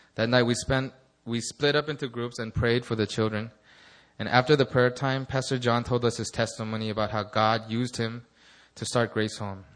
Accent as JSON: {"language": "English", "town": "Los Angeles", "region": "California", "country": "United States", "tie": "born or raised there", "said": "my hometown of Los Angeles"}